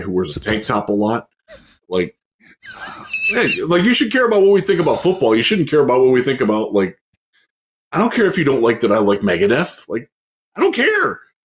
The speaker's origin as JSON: {"language": "English", "town": "Cleveland", "region": "Ohio", "country": "United States", "also_born_or_lived": "Houston", "moved": "yes", "said": "I'm from Cleveland"}